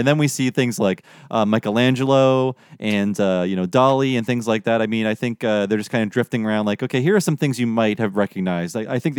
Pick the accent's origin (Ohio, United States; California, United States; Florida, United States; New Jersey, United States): Ohio, United States; Youngstown; my hometown of Youngstown, Ohio.